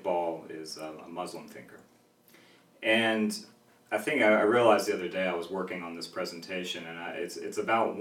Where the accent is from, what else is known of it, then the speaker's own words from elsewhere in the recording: Mount Airy, North Carolina, United States; So I'm from North Carolina. It's where I live now, but that's also where I was born. And I was born in a town called Mount Airy